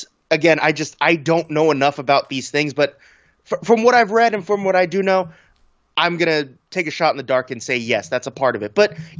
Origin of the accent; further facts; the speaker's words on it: United States; I'm an American.